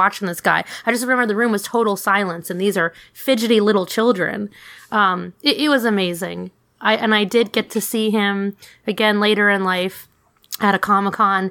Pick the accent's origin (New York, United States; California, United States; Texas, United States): New York, United States; New York City; I grew up in New York City in a melting pot.